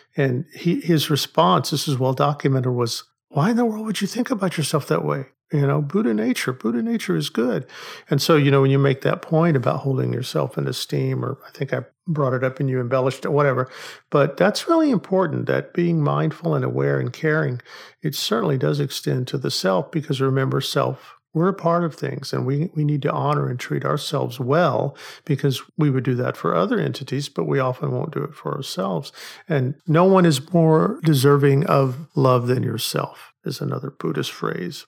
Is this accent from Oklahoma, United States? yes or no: yes; Oklahoma, United States; I grew up in Oklahoma